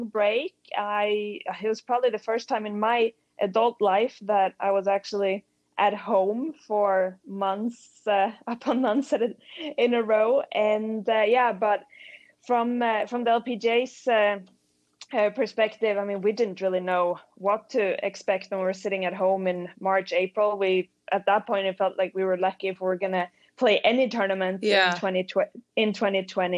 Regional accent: Sweden; moved away; I grew up in Sweden in the winter

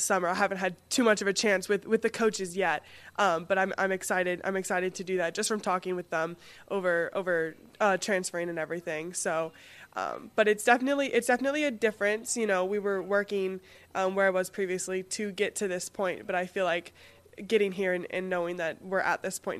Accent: West Palm Beach, Florida, United States; now in Madison, United States; West Palm Beach, Florida.

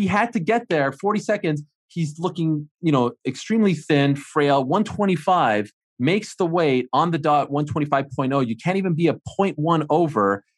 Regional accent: Montreal, Quebec, Canada; I'm from Montreal.

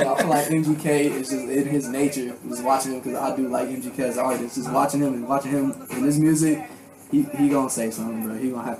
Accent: Cleveland, Ohio, United States; I'm from Cleveland, you know, we out here in Ohio representing.

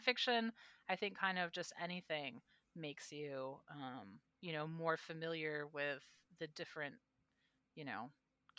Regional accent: Alaska, United States; I'm from Alaska

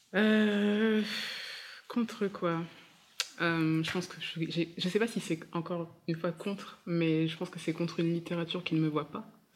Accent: Centre-Val de Loire, France; mon père est congolais, ma mère est martiniquaise, je suis née euh, dans le Loiret

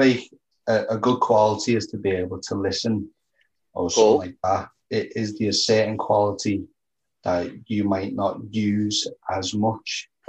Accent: Liverpool, North West England, United Kingdom

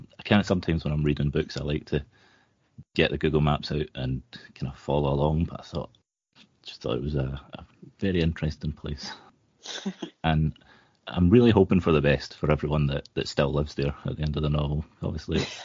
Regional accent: Scotland, United Kingdom; As a Scottish person

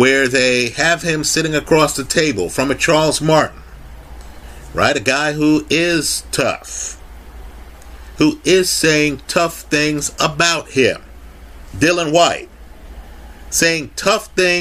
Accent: Kingston, Jamaica; We from Jamaica, I was born in Kingston

